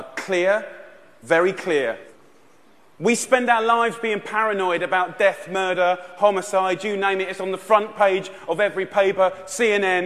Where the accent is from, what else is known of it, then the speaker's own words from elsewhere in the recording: Essex, East of England, United Kingdom; I'm 34 years old, I'm from Essex in England